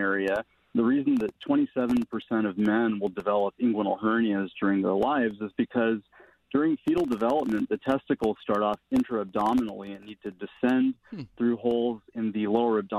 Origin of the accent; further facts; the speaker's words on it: Mesa, Arizona, United States; moved away as an adult; also born or lived in Phoenix, Arizona / New Jersey / Minnesota; I was born in Phoenix and grew up in a suburb of Phoenix called Mesa in Arizona